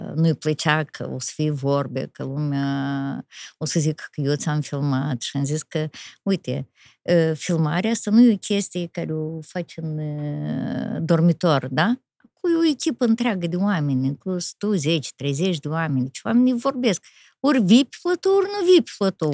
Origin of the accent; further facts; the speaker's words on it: Rezina, Rezina District, Moldova; chiar în orășelul rezina